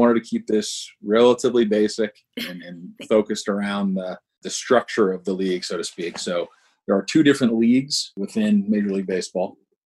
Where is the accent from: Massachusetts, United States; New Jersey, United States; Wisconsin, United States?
Massachusetts, United States; New England outside of Boston; moved away as an adult; now in Atlanta, United States; So I grew up in New England outside of Boston.